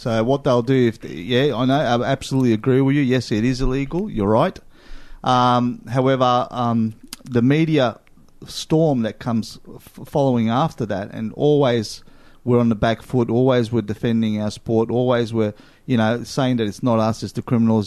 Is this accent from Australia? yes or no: yes; Australia; I'm as Aussie as they come.